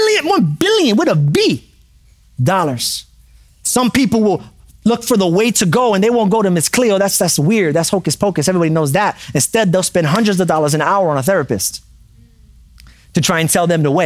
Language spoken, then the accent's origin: English; New York City, New York, United States; I grew up in New York City